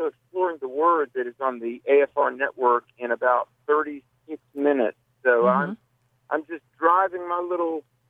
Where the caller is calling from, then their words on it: North Carolina, United States; I am on Interstate 85 outside of Charlotte, North Carolina.